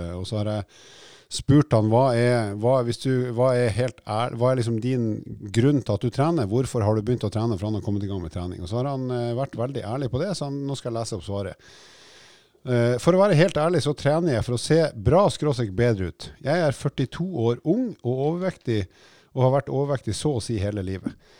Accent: Oslo, Norway; når jeg vokste opp i Oslo

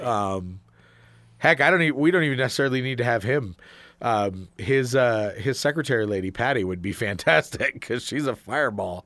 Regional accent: Arizona, United States; We are from Arizona

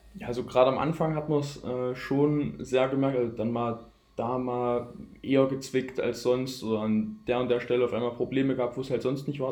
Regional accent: near Gera, Thuringia, Germany; accent: Saxon; moved away; Ich stamme ursprünglich aus Gera, aus der Nähe von Gera, aus einem kleinen Dorf

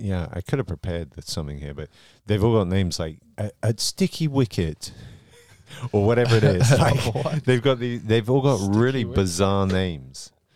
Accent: United Kingdom

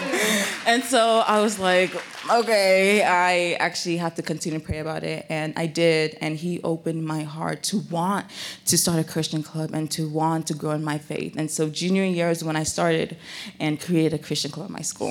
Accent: Nigeria; also born or lived in Bay Area, California; now in United States; I was born in Nigeria, and I had, like, sometimes, I have an accent

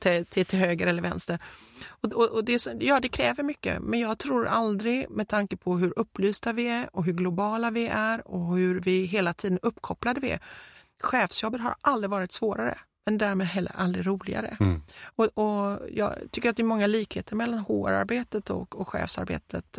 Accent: Gothenburg, Västra Götaland, Sweden; accent: Gothenburg dialect; som vi säger på göteborgska

